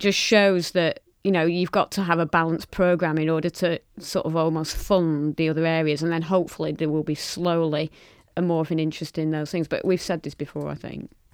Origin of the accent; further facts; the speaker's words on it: Lancashire, North West England, United Kingdom; I'm proudly from Lancashire and from the north